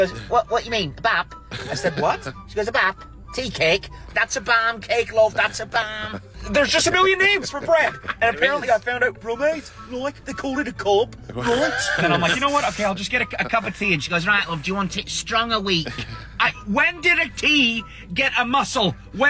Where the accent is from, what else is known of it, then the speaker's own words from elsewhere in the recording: Canada; moved away as an adult; now in England; I am Canadian and I just moved to England a few weeks ago